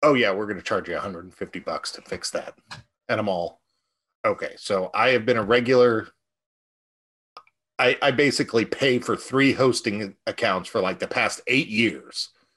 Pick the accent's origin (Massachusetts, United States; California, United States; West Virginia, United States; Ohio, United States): California, United States; moved away; as a Californian originally